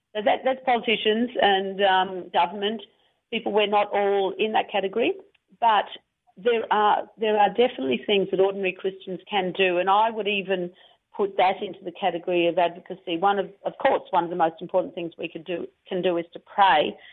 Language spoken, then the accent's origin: English; Melbourne, Victoria, Australia; I started learning uh, French at high school in Melbourne